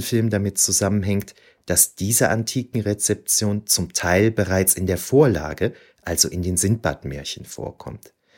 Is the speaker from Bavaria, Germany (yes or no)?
no; Aachen, North Rhine-Westphalia, Germany; Als Aachener